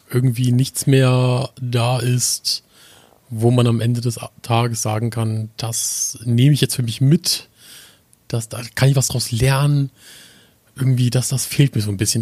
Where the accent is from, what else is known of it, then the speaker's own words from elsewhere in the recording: the North, Northern Germany, Germany; komme aus dem wunderschönen Norden